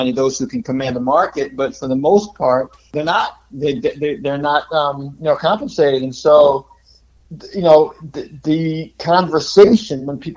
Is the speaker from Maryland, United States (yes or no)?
yes; Takoma Park, Maryland, United States; I grew up in Tacoma Park, Maryland, right outside of D.C.